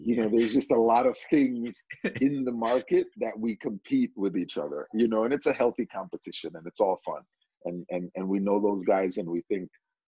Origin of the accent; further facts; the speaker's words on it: New York, United States; you talk about Jamaican and growing up in New York with, you know, Jamaican parents going through the youth soccer, you know, ODP system and all that. Like, I literally followed that path of an Edson Buttle